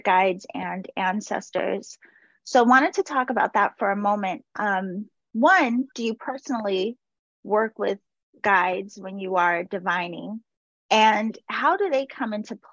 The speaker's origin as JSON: {"language": "English", "region": "Massachusetts", "country": "United States", "tie": "born or raised there", "said": "I grew up in Massachusetts"}